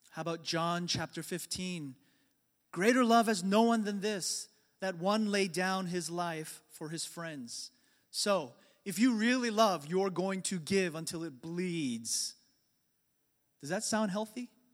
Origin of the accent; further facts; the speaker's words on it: New York, United States; the church that I grew up in in New York